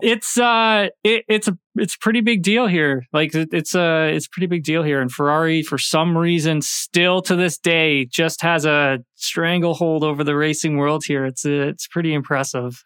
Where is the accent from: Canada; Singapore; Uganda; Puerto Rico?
Canada; being a Canadian